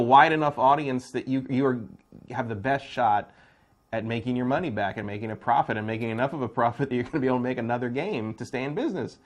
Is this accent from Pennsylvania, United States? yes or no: no; Bay Area, California, United States; I'm from the Bay Area.